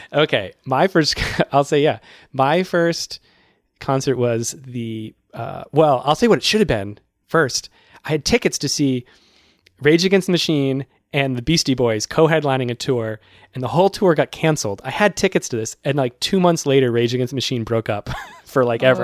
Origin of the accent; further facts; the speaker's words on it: Worcester, Massachusetts, United States; now in Brooklyn, New York, United States; My hometown has the Worcester Palladium